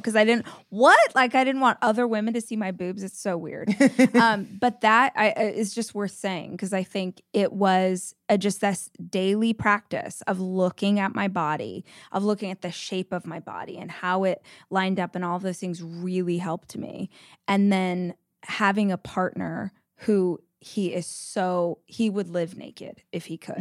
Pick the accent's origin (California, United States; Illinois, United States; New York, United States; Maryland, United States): California, United States; Southern; moved away as an adult; now in Austin, United States; I grew up in Southern California, we moved to Austin five years ago